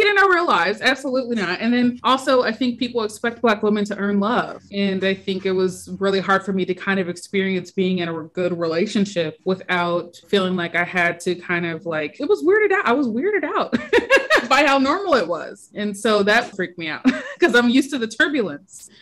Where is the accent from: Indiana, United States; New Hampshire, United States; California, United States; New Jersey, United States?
Indiana, United States; Indianapolis; I am from Indianapolis, Indiana, and I am an editor by day